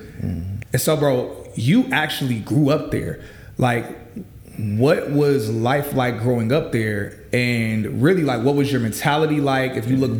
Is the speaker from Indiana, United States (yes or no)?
yes; East Chicago, Indiana, United States; born there; Now, I was born in East Chicago. I'm blessed enough that I wasn't raised in East Chicago. Yeah. But I was born there